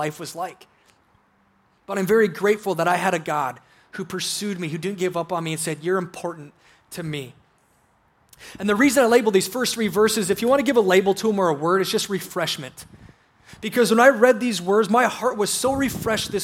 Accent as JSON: {"language": "English", "region": "South Dakota", "country": "United States", "tie": "born or raised there", "said": "I grew up in South Dakota"}